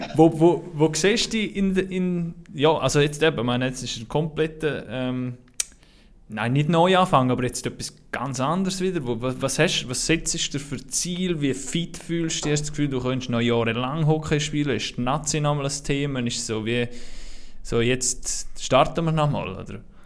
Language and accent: German; Switzerland; wir Schweizer